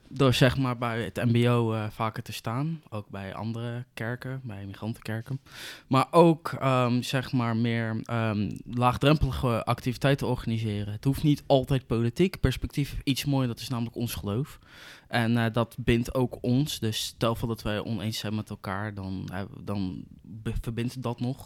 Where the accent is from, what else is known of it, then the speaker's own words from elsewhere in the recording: Zoetermeer, South Holland, Netherlands; ik kom uit Zoetermeer